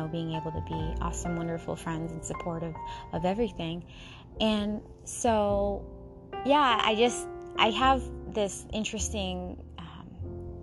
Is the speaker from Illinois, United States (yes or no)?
no; Seattle, Washington, United States; I grew up in the heart of Seattle